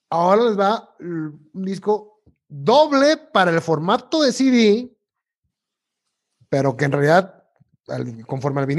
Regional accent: Tuxpan, Veracruz, Mexico; moved away; en mi natal Tuxpan, Veracruz

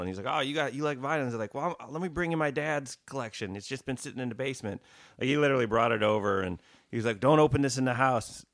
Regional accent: Wisconsin, United States; I grew up in Wisconsin

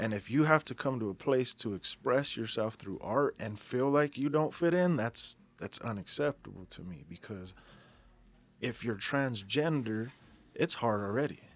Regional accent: Denver, Colorado, United States; I'm a Denver native, born and raised in Denver, Colorado.

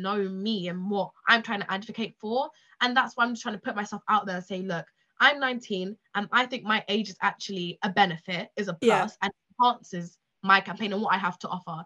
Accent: United Kingdom; this is the area where I live and where I grew up

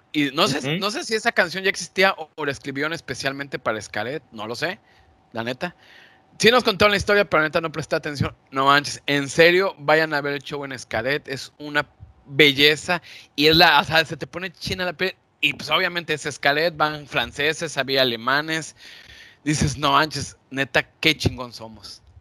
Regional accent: Mexico; vamos a hablar de algunas cosas que nos identifican como mexicanos.

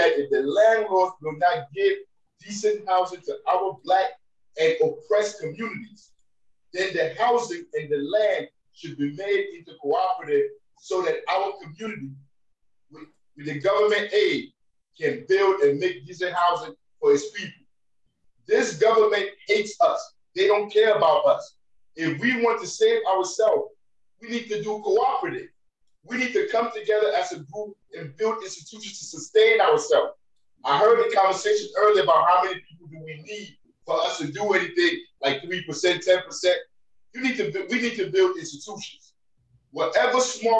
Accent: United States; as an American, growing up, living in the system

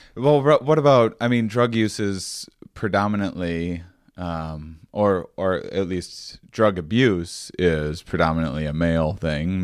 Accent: Wisconsin, United States; I grew up in Wisconsin

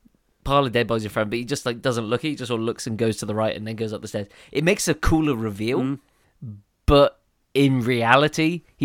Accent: United Kingdom; Or is that because we're Brits?

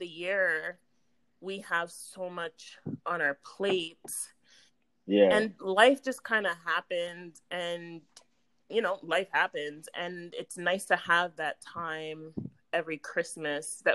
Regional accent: Brampton, Ontario, Canada; Brampton, I was from Brampton

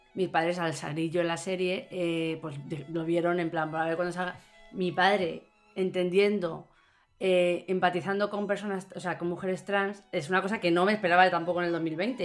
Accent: Fuenlabrada, Community of Madrid, Spain; no soy andaluza, soy de Fuenlabrada

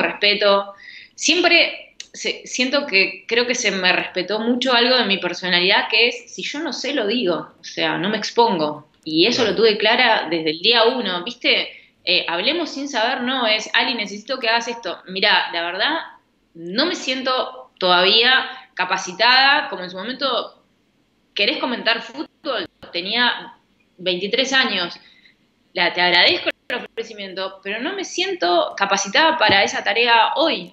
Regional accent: Rosario, Santa Fe, Argentina; moved away as an adult; now in Buenos Aires, Argentina; yo yo me crié en Arroyito, que Rosario Central es de Arroyito

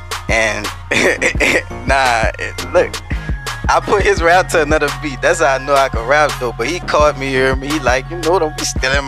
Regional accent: New Orleans, Louisiana, United States; I'm from Uptown, the Third World, the Mel for me, and I'm off MLK.

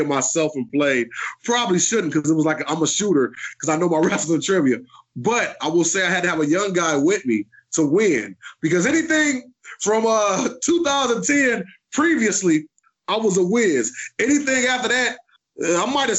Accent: Detroit, Michigan, United States; growing up in Detroit, you know, they just don't expect us to be wrestlers

